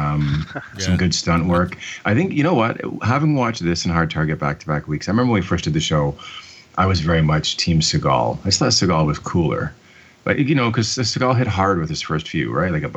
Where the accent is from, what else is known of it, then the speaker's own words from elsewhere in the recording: Canada; I'm Canadian